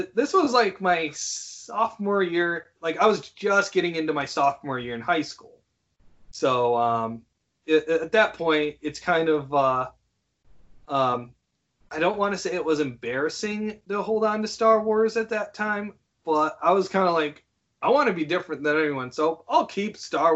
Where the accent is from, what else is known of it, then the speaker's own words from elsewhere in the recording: Howard City, Michigan, United States; also born or lived in Grand Rapids; I moved out of my hometown of Howard City, and then entered into Grand Rapids